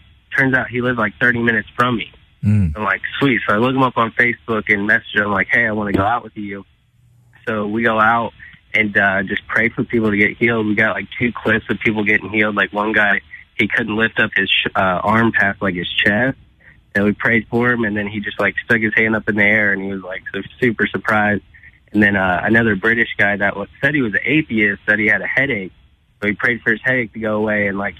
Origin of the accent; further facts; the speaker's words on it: St. Louis, Missouri, United States; now in Illinois, United States; I'm from St. Louis, Missouri. I'm technically in Illinois, but right outside of St. Louis, Missouri.